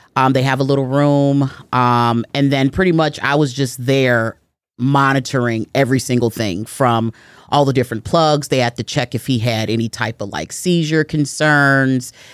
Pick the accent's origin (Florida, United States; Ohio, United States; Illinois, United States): Illinois, United States; Chicago; I am born and raised in Chicago, Illinois. I'm raised on the west side of Chicago